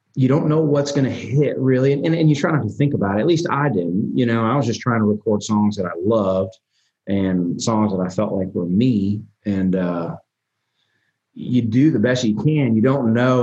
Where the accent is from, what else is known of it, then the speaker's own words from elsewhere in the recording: Nashville, Tennessee, United States; also born or lived in Albany, New York; we moved to Nashville when I was, God, man, I was probably three years old